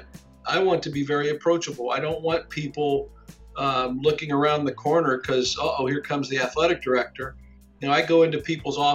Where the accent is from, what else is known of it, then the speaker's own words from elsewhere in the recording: Ada, Ohio, United States; I grew up here in Ada, and my family is multi-generation Ada.